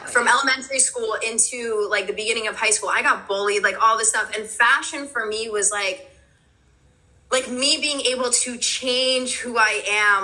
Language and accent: English; New York City, New York, United States; also born or lived in New Jersey; now in New York, United States; I was born in Greenpoint, Brooklyn. My parents are Polish, so I was born in Greenpoint, Brooklyn, and then I moved to New Jersey. But I'm back in New York